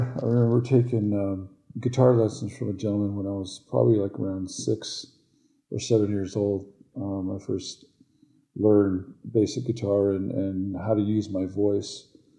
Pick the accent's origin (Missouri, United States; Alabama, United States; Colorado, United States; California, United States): California, United States; Niles; also born or lived in Oakland, California / Northern Ute Reservation / Kayenta, Arizona; I grew up on and off the reservation in Northern California, the Bay Area. I was born in Oakland, California. Grew up in Niles, California, which was home to the first Hollywood.